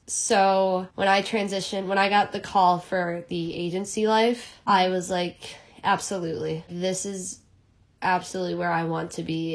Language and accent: English; Chicago, Illinois, United States; now in New York, United States; I'm originally from Chicago. I live in New York now